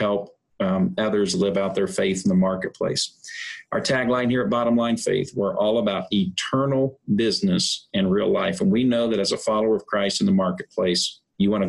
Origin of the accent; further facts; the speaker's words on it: Indiana, United States; I'm from Indiana